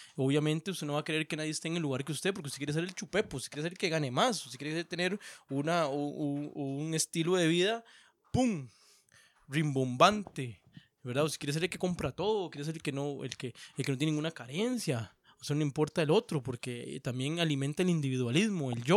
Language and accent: Spanish; Costa Rica